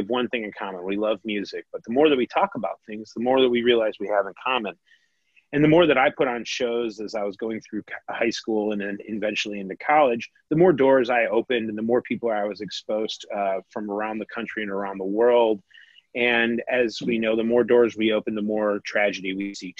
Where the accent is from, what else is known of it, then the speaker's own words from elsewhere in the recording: Northwest Chicago suburbs, Illinois, United States; also born or lived in Peoria, Illinois; I was born in Peoria, Illinois, and my parents quickly moved up to the Northwest Chicago suburbs, at the age of one.